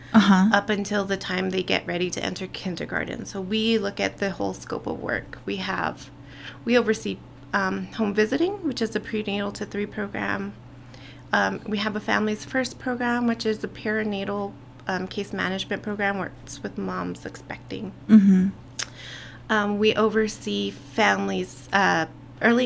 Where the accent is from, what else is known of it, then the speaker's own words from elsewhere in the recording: Nambé Pueblo, New Mexico, United States; I come from the Pueblo of Nombet. I grew up there. Now I raise my children there, and we love it